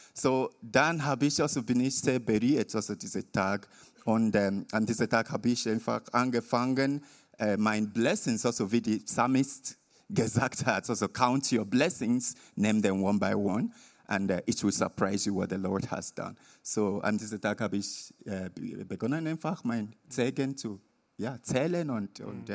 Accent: Nigeria; German is a second language; moved away; bin ich in Nigeria, also mein Heimatort

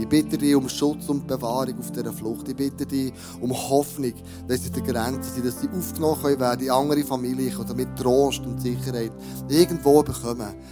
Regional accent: Switzerland; für uns als Schweizer Regierung

